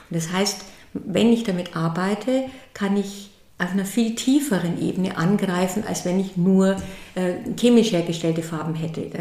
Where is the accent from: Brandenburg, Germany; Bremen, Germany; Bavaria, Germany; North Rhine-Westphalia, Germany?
Bavaria, Germany; Berchtesgaden; born there; now in Würzburg, Germany; ich bin ähm, in Oberbayern geboren, in Berchtesgaden und lebe aber jetzt in, im schönen Würzburg am Main. Mein Atelier ist in Zell bei Würzburg am Main.